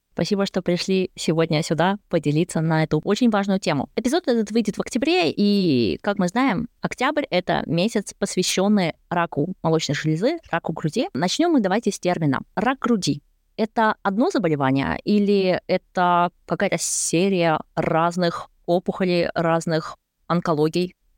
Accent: Kazakhstan; moved away as an adult; also born or lived in Sweden; now in Germany; Я родом из Казахстана

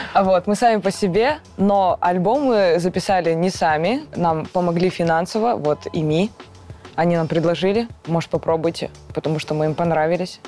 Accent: Karaganda, Karaganda Region, Kazakhstan; я из Казахстана, город Караганда

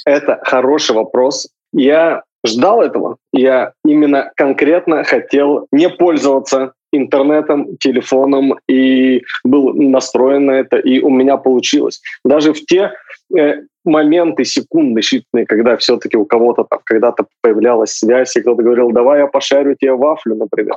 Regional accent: Sakhalin Oblast, Russia; я с Сахалина

